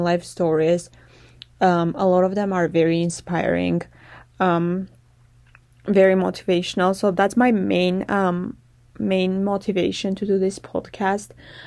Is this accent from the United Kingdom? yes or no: no; Armenia; moved away; I'm from Armenia.